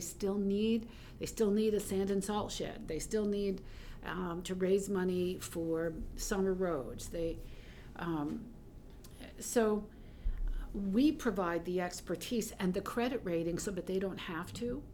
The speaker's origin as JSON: {"language": "English", "town": "South Portland", "region": "Maine", "country": "United States", "tie": "born or raised there", "said": "we lived in Greater Portland, Portland, South Portland, growing up"}